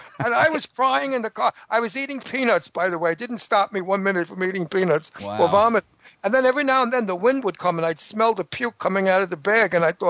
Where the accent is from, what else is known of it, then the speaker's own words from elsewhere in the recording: New York, United States; I'm from New York. I'm back.